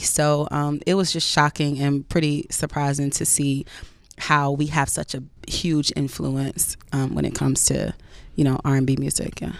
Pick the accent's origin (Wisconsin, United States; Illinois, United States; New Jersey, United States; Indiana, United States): New Jersey, United States; Woodbridge; also born or lived in Hillside, New Jersey; now in New York, United States; I'm from Woodbridge, New Jersey